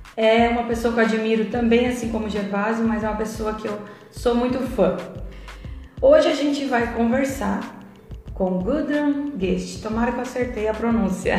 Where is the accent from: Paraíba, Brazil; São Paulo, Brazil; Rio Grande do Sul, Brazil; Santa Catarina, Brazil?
Rio Grande do Sul, Brazil; eu nasci aqui no Rio Grande do Sul, tem bastante alemão, holandês